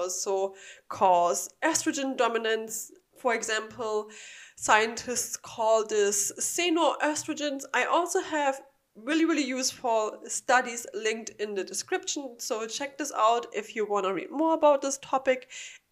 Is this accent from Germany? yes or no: yes; Germany; English is a second language; now in Florida, United States; I'm from Germany